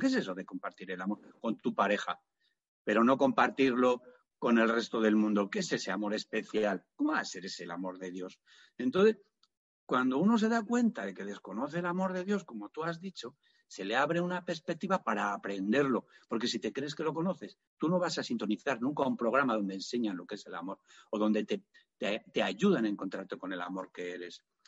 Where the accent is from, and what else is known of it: Spain